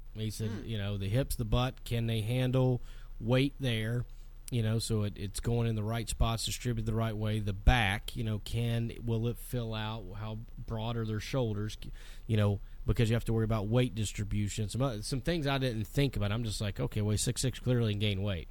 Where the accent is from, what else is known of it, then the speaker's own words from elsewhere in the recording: Harrisville, North Carolina, United States; growing up in Harrisville, North Carolina